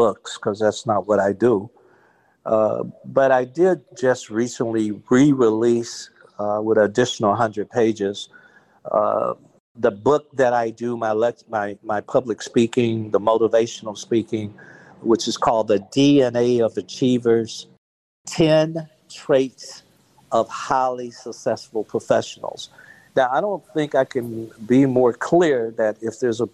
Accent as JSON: {"language": "English", "town": "Gaston", "region": "Alabama", "country": "United States", "tie": "born or raised there", "said": "growing up in Gaston, Alabama"}